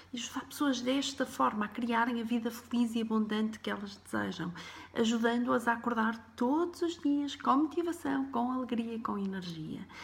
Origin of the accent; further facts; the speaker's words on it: Porto, Norte, Portugal; Eu nasci em 1978 no Porto, numa família humilde Uh, os meus pais e irmãs éramos cinco, vivíamos num T1